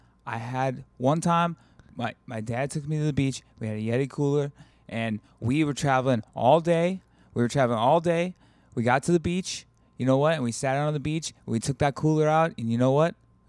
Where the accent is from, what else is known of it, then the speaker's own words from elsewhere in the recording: Alabama, United States; I am from Alabama, all right? And it gets very hot down there.